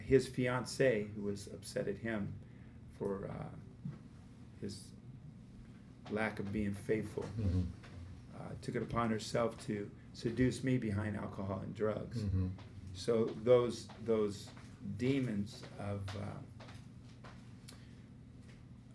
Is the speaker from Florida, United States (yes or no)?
no; Los Angeles, California, United States; I was brought up in Los Angeles